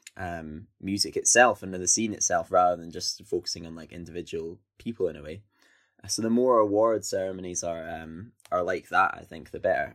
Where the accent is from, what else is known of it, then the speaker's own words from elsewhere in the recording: Scotland, United Kingdom; I'm Scottish and I come from, um, you know, outside of a city or whatever